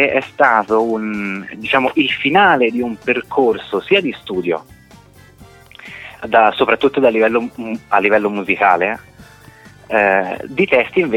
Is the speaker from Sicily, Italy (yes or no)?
no; Florence, Tuscany, Italy; accent: Florentine; io sono nato e cresciuto a Firenze.